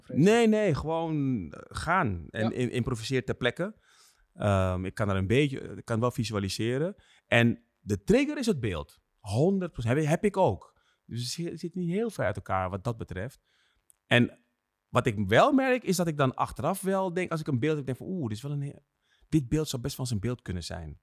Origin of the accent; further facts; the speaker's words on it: Netherlands; Ik ben straatfotograaf en ik kom uit Nederland.